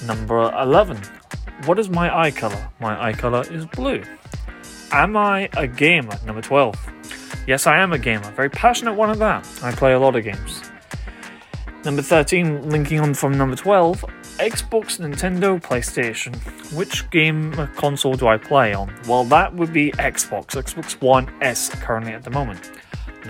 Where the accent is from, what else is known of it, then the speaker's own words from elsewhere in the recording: United Kingdom; I come from the United Kingdom